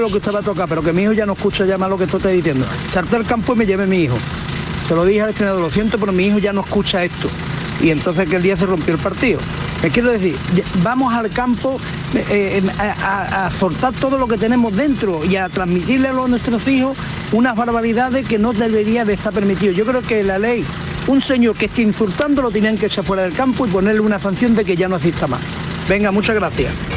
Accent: Seville, Andalusia, Spain; soy de Sevilla

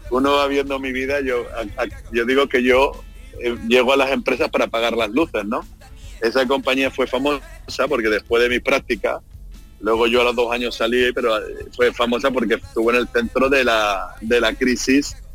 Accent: Seville, Andalusia, Spain; Sí, sí, sí, del mismo Sevilla, como decimos en mi tierra, Sevilla Capital. De Sevilla Capital.

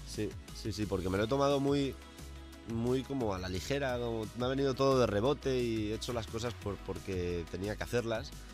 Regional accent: El Puig, Valencian Community, Spain; moved away; donde yo vivía, donde me crié, eh, en Valencia

